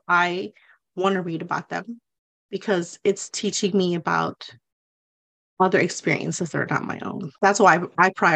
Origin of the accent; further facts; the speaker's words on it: the South, United States; growing up in the South